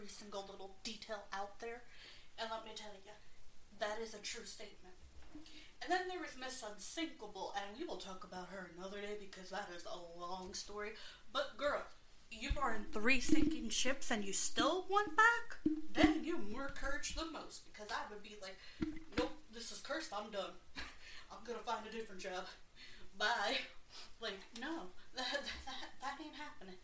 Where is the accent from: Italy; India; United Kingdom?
United Kingdom; I am British